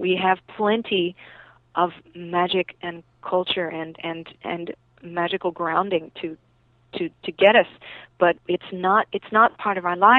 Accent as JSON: {"language": "English", "region": "the South", "country": "United States", "tie": "born or raised there", "said": "And I grew up in the South, so, I should be saying I drink some sweet tea."}